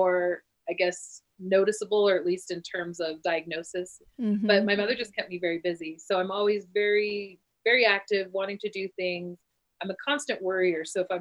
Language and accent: English; New Mexico, United States; So I'm from New Mexico. My family's from Southern New Mexico